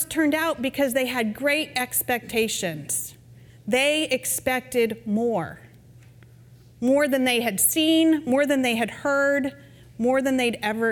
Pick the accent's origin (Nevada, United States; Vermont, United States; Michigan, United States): Vermont, United States; now in Texas, United States; I'm from Vermont